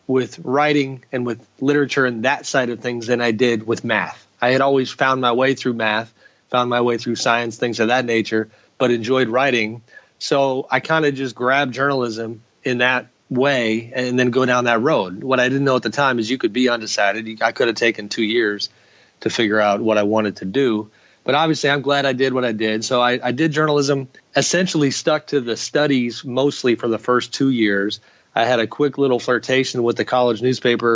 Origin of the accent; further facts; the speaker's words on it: Pleasanton, California, United States; also born or lived in Sacramento; I grew up in Pleasanton